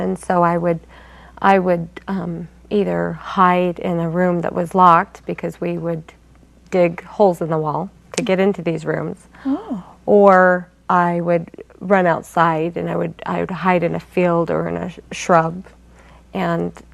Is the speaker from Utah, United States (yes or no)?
yes; American Fork, Utah, United States; I was born in American Fork.